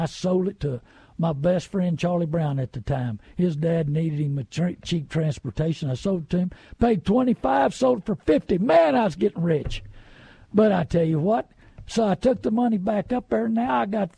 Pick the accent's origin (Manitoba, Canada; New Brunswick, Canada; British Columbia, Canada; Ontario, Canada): New Brunswick, Canada; I was born and raised in New Brunswick.